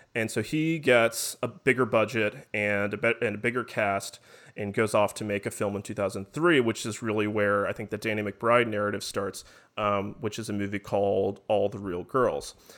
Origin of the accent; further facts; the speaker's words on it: Alpharetta, Georgia, United States; where I grew up in Alpharetta, Georgia, which is like 30, 40 minutes north of Atlanta